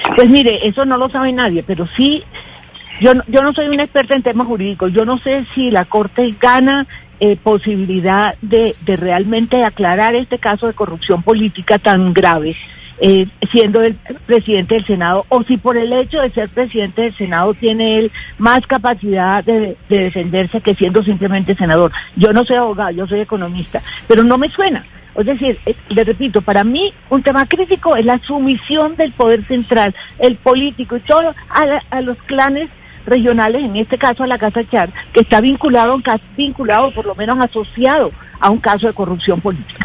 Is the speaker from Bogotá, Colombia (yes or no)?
no; Barranquilla, Atlántico, Colombia; esa es mi tierra, esa es Barranquilla, esa es la costa